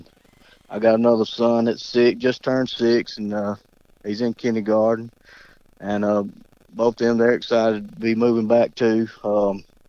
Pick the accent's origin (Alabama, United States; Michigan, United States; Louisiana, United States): Alabama, United States; Newell; also born or lived in Wadley, Alabama / Sweet Water, Alabama; Grew up in a little small town called Newell, Alabama